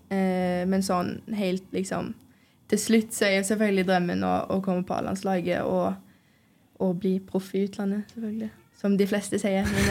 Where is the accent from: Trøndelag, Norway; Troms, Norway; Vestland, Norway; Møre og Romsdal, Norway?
Vestland, Norway; Stord; moved away; vi er fra Stord, så har man jo hørt om, om Lerkendal fra man var liten